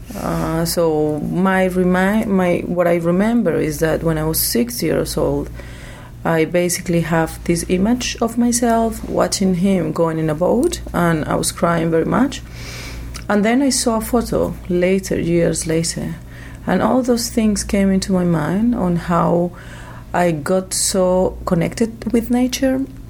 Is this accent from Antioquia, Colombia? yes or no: yes; Medellín, Antioquia, Colombia; I was born in Medellin, a very well known city because of the drugs business. Uh, I, have I have spent uh, most of my life in between the rainforest, the cloud forest, and also the cities of my country, mainly Medellin